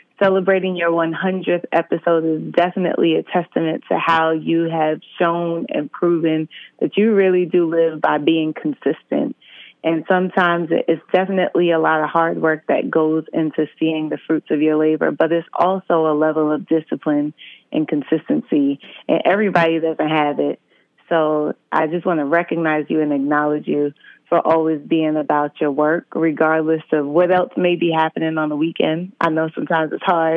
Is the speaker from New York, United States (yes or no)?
yes; New York City, New York, United States; also born or lived in Brooklyn, New York; I'm calling in from Brooklyn, originally hailing from Queens